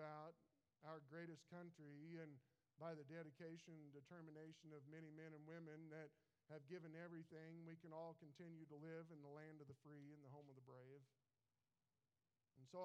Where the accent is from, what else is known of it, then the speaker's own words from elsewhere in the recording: United States; I was born in America. I was born just at the right time. Grew up in the 80s